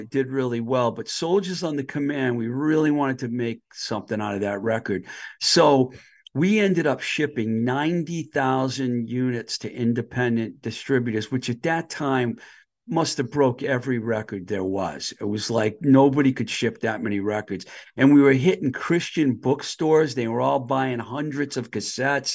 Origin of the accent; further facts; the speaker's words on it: Boston, Massachusetts, United States; moved away as an adult; also born or lived in Los Angeles, California; I grew up in the Boston area.